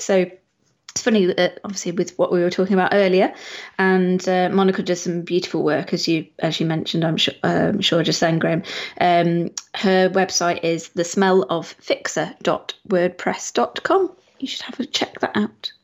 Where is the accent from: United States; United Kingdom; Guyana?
United Kingdom; we are British